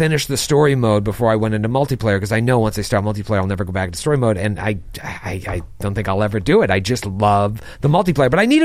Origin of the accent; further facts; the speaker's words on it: Haverhill, Massachusetts, United States; my hometown of Haverhill, Mass